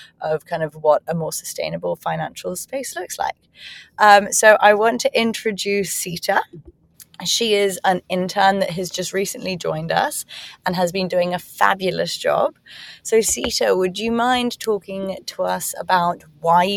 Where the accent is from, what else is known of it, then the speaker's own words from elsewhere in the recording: Hong Kong; moved away; also born or lived in England / United States; having been born and raised in Hong Kong, I went to school in England and then university in America.